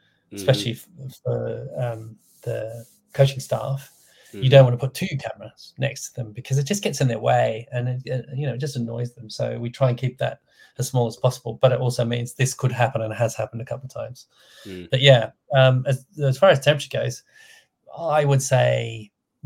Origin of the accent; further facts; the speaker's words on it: Australia; moved away; I'm from Australia